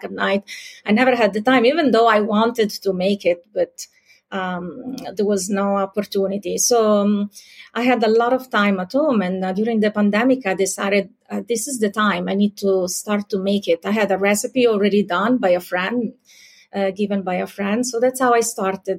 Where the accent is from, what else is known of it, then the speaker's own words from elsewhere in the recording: Pescara, Abruzzo, Italy; moved away as an adult; also born or lived in Rome, Italy / New York, United States; now in Paris, France; I'm Italian. I was born and raised in Italy in a city called Pescara.